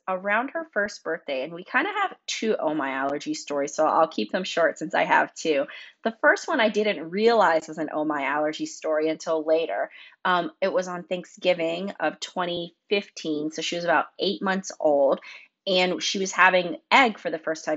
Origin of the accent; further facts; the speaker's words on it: North Carolina, United States; I grew up in North Carolina